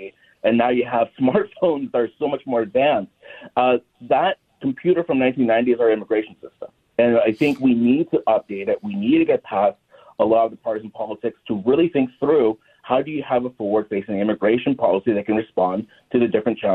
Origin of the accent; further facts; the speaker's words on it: Los Angeles, California, United States; moved away; also born or lived in Minnesota; I'm originally from Los Angeles